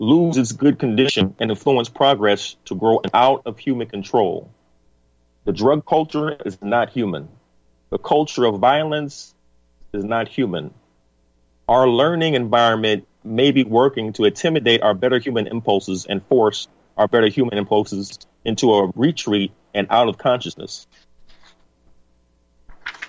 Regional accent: United States; I'm an American, your brother, your neighbor, a father, a patriot

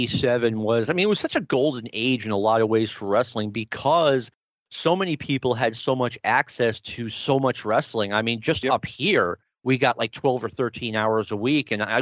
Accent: right outside of Boston, Massachusetts, United States; I grew up right outside of Boston

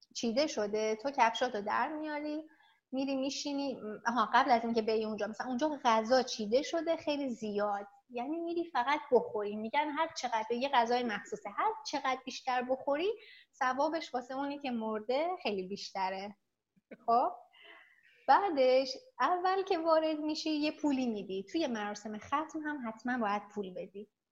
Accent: Iran; moved away as an adult; now in South Korea

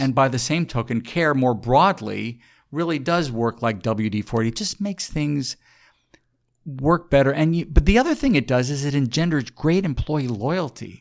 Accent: San Antonio, Texas, United States; I grew up in San Antonio

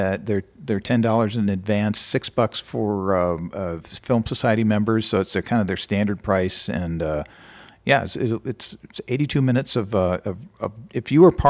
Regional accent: Minneapolis, Minnesota, United States; born there; I was born in Minneapolis. Parents moved around, but I ended up coming back here and went to the University of Minnesota.

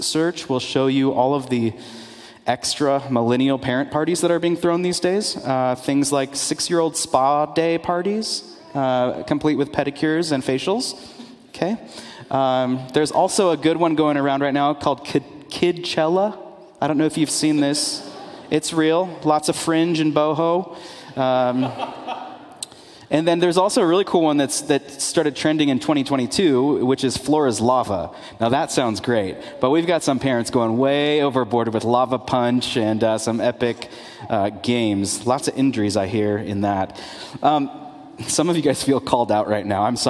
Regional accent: California, United States; moved away; I'm from California

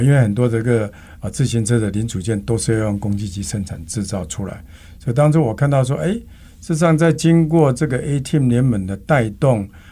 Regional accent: Taiwan; 我们台湾人讲一句说

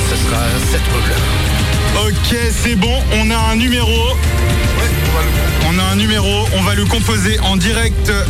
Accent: Trémorel, Brittany, France; Je viens du 2-2, enfin, je viens de Rennes, mais plus précisément, je viens de Trémorel euh, dans le 2-2

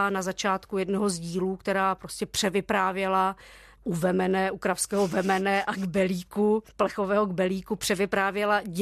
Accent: Czechia; ale zase jsem vyrůstala na sídlišti v Československu v 80. letech. A jsme ten východní blok

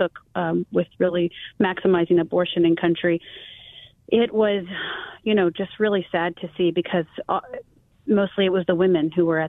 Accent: Taiwan; So where I grew up in Taiwan, I'll just give you an example.

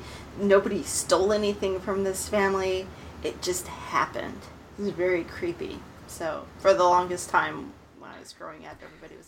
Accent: Aurora, Colorado, United States; When I was growing up in Aurora

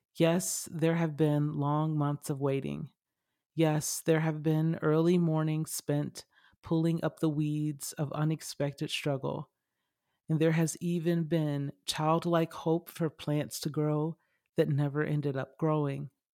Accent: Lithonia, Georgia, United States; I grew up in Stowe Mountain in Lithonia, Georgia

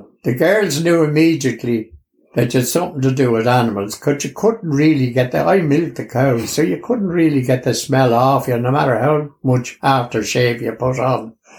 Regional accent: Dublin, Leinster, Ireland; born there; I was born in the Rotunda Hospital in 1940.

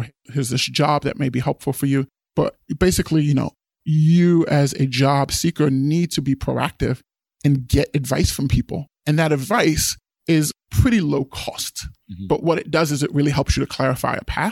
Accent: East Coast, United States; moved away as an adult; also born or lived in Guinea (father's origin); I grew up on the East Coast, immigrant parents

